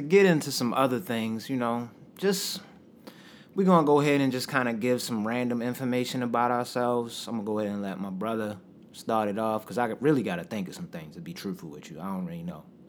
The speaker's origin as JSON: {"language": "English", "town": "Baltimore", "region": "Maryland", "country": "United States", "said": "we're from Baltimore, Maryland"}